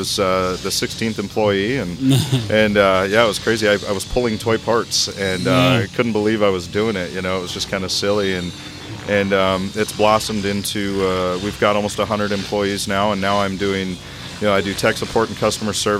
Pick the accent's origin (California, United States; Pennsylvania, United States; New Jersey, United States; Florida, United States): California, United States; Chico; We're from Northern California, kind of out in the sticks. We're in Chico, California